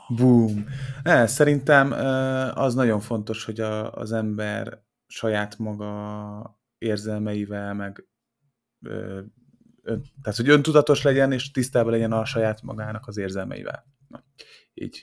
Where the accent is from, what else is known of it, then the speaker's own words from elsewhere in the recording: Hungary; magyarok vagyunk, panaszkodunk